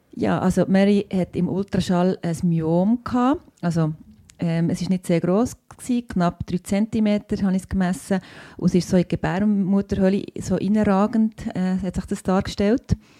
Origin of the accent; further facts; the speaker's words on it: Bern, Switzerland; ich bin auch Bernerin und ähm, Ärztin eben